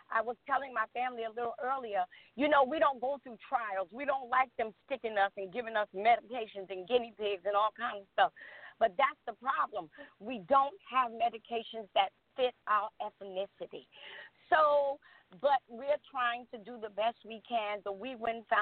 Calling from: California, United States; I'm actually calling from California.

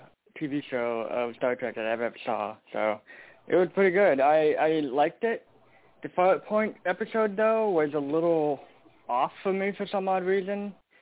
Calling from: Portland, Oregon, United States; I'm calling from Portland, Oregon.

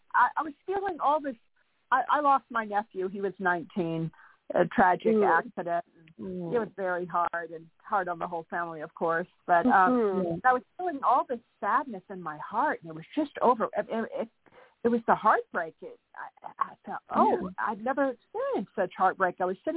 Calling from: Santa Barbara, California, United States; I'm in Santa Barbara, California.

